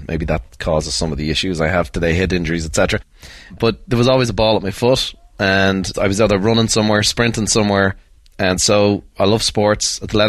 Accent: Dublin, Leinster, Ireland; We had six kids growing up south side of Dublin.

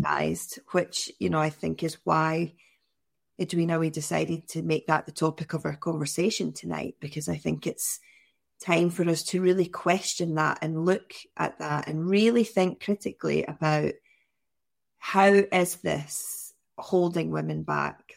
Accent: near Glasgow, West Coast of Scotland, United Kingdom; growing up in the West Coast of Scotland, near Glasgow

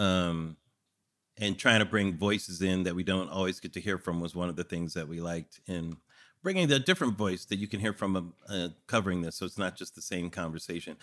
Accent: California, United States; I'm from California

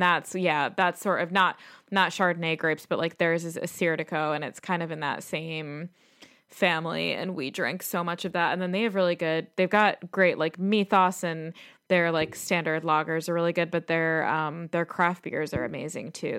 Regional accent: Chicago, Illinois, United States; now in London, United Kingdom; as a Chicagoan

